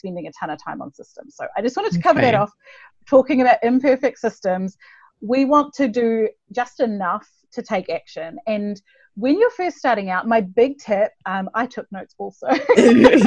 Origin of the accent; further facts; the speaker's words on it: New Zealand; I'm from New Zealand, if you're wondering where the accent is from.